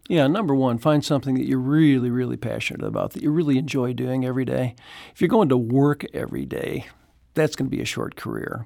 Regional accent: Chicago, Illinois, United States; now in Saint Louis, United States; I grew up in Chicago

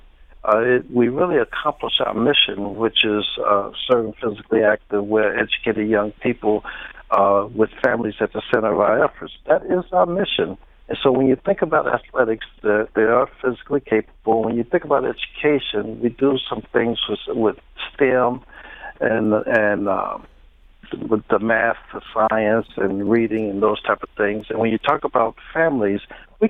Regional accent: St. Louis, Missouri, United States; I grew up in St. Louis

